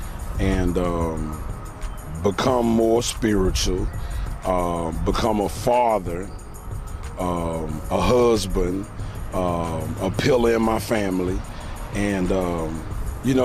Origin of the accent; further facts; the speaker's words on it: Houston, Texas, United States; I grew up in the Fourth Ward, attended Jack Yason High School